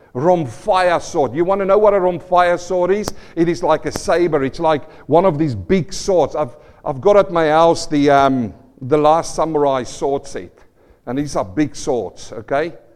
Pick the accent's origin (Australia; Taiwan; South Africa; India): South Africa; moved away; I come from South Africa, and, and, I remember as a young boy, we were living on the farm, uh, not a farm boy, in a small town next to farms